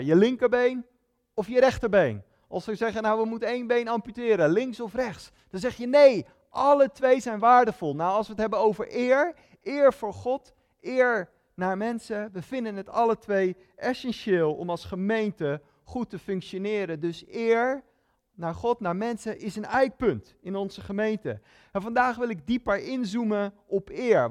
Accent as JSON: {"language": "Dutch", "country": "Netherlands", "said": "Ik ben een Nederlander"}